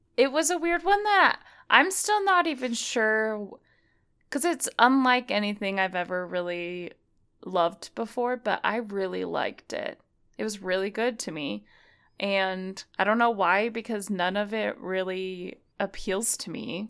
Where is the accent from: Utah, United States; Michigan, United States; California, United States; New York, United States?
Utah, United States; we live in Utah, so, uh, it, I feel like it's affected me 'cause I grew up in Utah